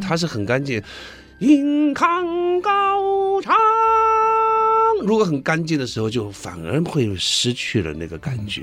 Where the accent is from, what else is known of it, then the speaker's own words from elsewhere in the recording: Taiwan; accent: Taiwanese; 因为我们台湾有一个口音